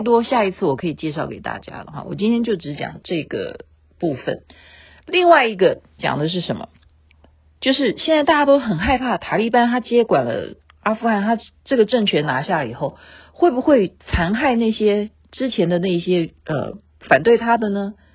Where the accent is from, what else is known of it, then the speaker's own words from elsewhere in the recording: Taiwan; 因为我是眷村长大的